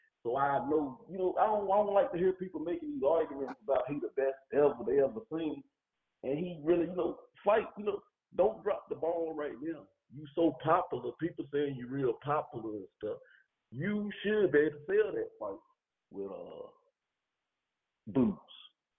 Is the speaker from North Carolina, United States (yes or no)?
yes; North Carolina, United States; Yeah, I'm from North Carolina.